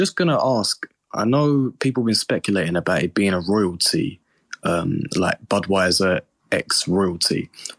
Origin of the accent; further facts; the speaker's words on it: England, United Kingdom; I'm from England too